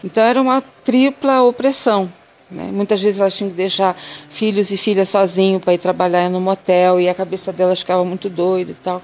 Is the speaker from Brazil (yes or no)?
yes; interior of Rio de Janeiro, Brazil; moved away; also born or lived in southern Bahia / Mato Grosso; eu sou do interior do Rio de Janeiro